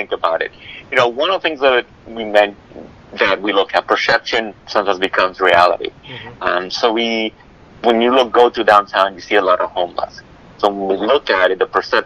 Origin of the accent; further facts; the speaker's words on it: New York City, New York, United States; moved away; I grew up in Brooklyn, New York